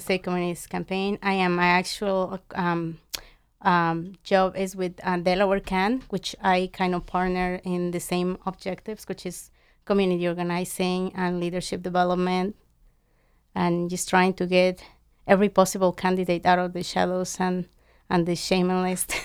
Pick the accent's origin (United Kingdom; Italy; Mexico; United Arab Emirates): Mexico; moved away; I grew up in Mexico